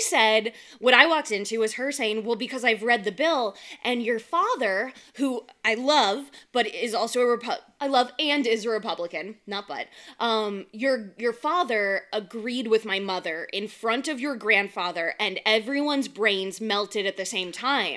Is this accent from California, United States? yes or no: yes; California, United States; moved away; I'm from California